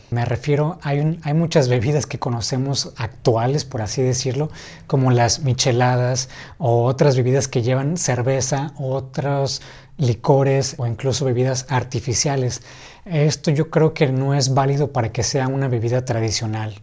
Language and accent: Spanish; Ensenada, Baja California, Mexico; aquí en Ensenada, de donde soy